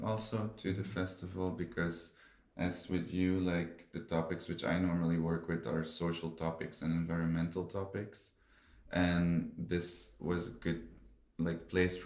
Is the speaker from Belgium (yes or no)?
yes; Belgium; now in Lithuania; I'm Belgian, but I live and work in Lithuania